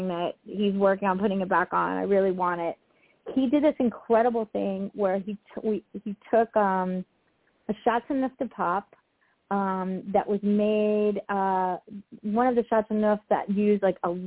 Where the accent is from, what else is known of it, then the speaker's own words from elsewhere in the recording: Southeast Florida, United States; now in California, United States; that's where I grew up